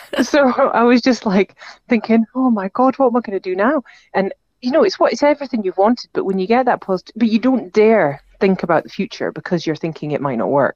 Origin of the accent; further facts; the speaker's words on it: Aberdeen, Scotland, United Kingdom; now in Edinburgh, United Kingdom; I'm from Aberdeen, came home from Aberdeen